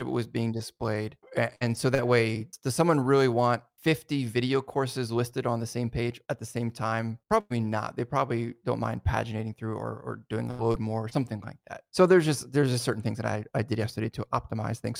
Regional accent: New Jersey, United States; where I grew up in New Jersey

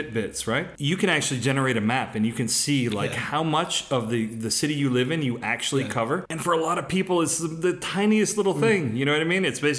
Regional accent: Connecticut, United States; moved away; where I grew up was in Connecticut

